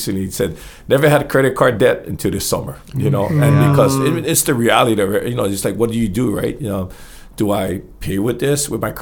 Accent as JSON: {"language": "English", "region": "Hawaii", "country": "United States", "said": "we're from Hawaii and represent our great state of Hawaii"}